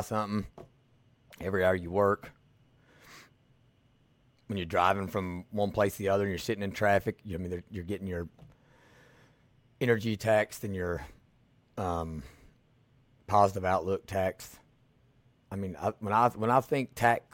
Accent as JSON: {"language": "English", "area": "Millsboro", "region": "Kentucky", "country": "United States", "tie": "born or raised there", "also_born_or_lived": "Louisville, Kentucky", "moved": "as an adult", "said": "we moved back to my hometown, Millsboro, Kentucky"}